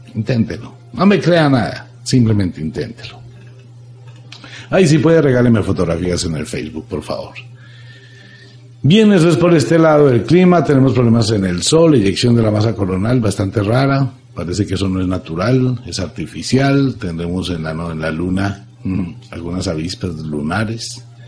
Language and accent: Spanish; Colombia; soy colombiano, amo a mi tierra, amo a Colombia.